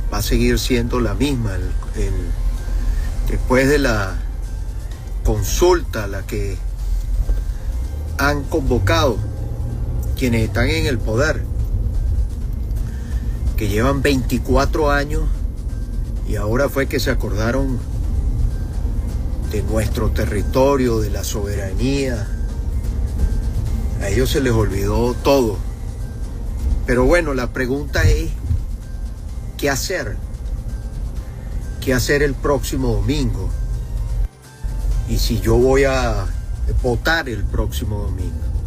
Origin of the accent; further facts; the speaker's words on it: Venezuela; de los que somos venezolanos